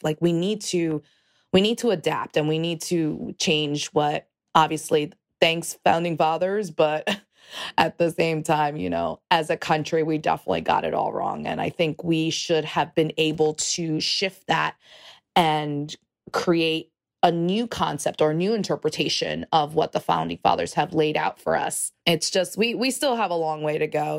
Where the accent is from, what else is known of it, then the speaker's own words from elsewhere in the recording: New York City, New York, United States; I am from New York City. I l, am a Puerto Rican